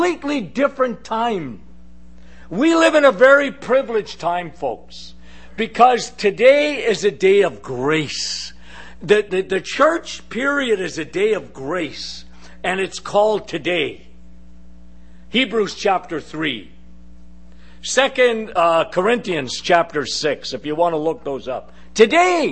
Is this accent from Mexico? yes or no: no; Canada; us Canadians, we're the little person syndrome, okay, as Canadians. And we looked at the big, bad Americans, okay? I was brought up like that.